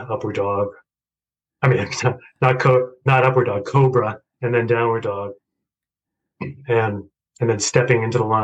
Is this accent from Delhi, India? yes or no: no; Chandigarh, India; born there; Well, I guess I should go back to I was born in India, in Chandigarh, and my father was a mathematics professor.